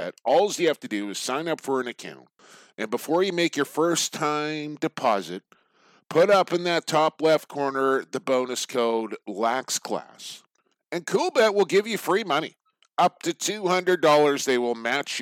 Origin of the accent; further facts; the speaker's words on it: Coquitlam, British Columbia, Canada; right here in my hometown of Coquitlam